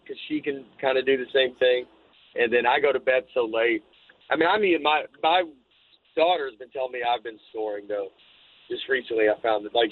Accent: the South, United States; moved away as an adult; also born or lived in New York; growing up in the South

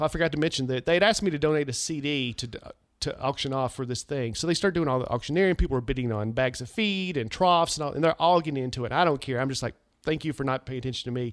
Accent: United States; my hometown for the Wilson County Livestock Association

